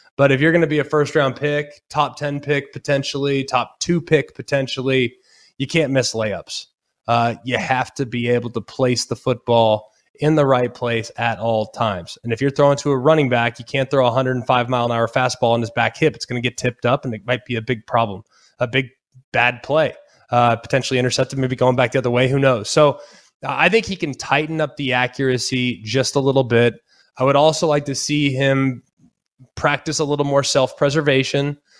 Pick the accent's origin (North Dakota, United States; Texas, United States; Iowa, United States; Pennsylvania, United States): Texas, United States; Dallas; I'm from Dallas, went to Texas games, was a Texas fan growing up